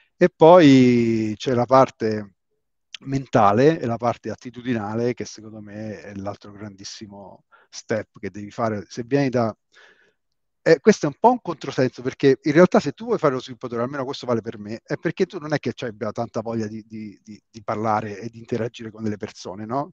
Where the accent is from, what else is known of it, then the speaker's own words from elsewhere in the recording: Rome, Lazio, Italy; io sono di Roma